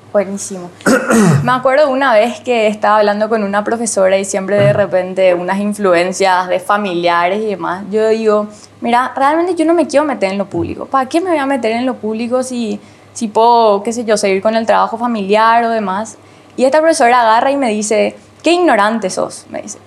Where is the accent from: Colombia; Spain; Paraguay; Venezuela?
Paraguay; somos bien paraguayos